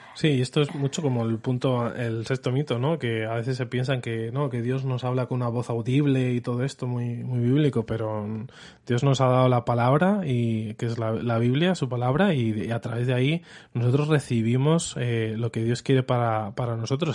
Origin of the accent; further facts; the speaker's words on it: Madrid, Community of Madrid, Spain; accent: Spanish; si escuchas mi acento, soy español